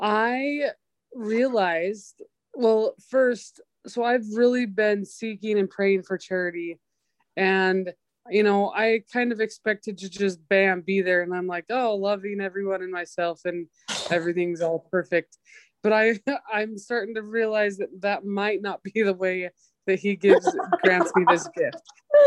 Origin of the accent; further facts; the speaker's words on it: Idaho, United States; so I grew up in Idaho, but I also grew up in other places, but Idaho was always like home base.